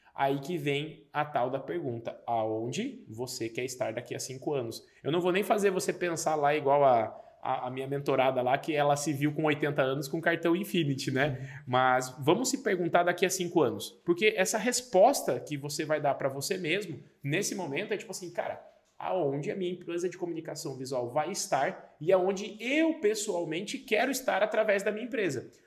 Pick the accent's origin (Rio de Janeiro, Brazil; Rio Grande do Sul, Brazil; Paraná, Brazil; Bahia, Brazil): Paraná, Brazil; Paranaguá; moved away; Eu sou de Paranaguá, Paraná